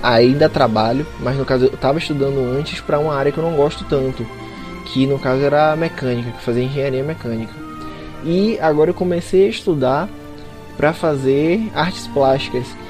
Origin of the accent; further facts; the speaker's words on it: Bahia, Brazil; eu sou baiano